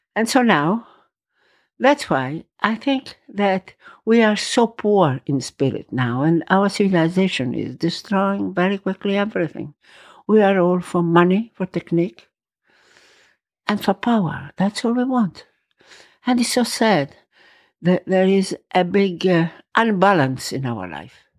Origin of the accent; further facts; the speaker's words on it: Verona, Veneto, Italy; English is a second language; also born or lived in Rome, Italy / Valpolicella, Italy; now in Tuscany, Italy; I was born in Roma. Then we had to go to Verona.